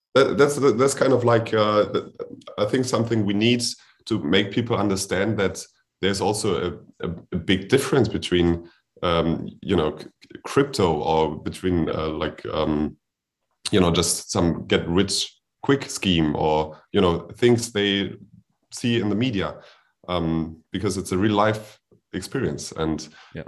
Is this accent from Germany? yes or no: yes; Germany; I'm from Germany